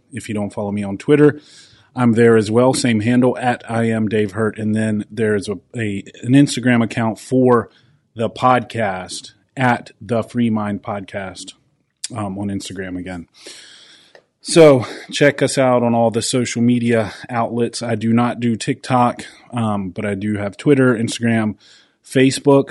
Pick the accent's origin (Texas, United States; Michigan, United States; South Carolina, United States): South Carolina, United States; my home state of South Carolina.